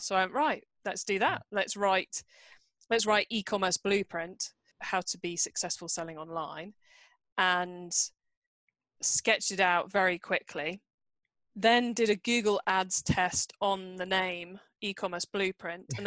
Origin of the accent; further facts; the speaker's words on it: Cornwall, South West England, United Kingdom; moved away as an adult; I live in and I grew up in a remote part of the UK called Cornwall, which is down in the far southwest corner